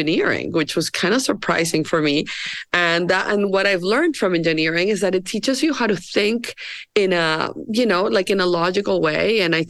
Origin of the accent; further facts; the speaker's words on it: Barranquilla, Atlántico, Colombia; moved away; I am from Colombia and I grew up in Barranquilla.